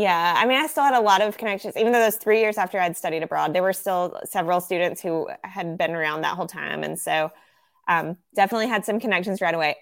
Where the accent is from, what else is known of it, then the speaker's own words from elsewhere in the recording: Southern United States, United States; accent: Southern American; very aware of my Southern American accent